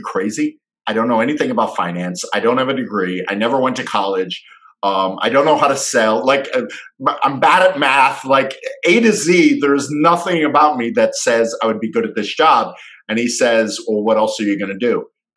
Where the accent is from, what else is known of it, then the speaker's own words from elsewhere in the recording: Fort Lauderdale, Florida, United States; also born or lived in Michigan; we moved to Fort Lauderdale when I was 3. So I really don't remember living up there. I really remember growing up in South Florida, and he was a Fort Lauderdale cop.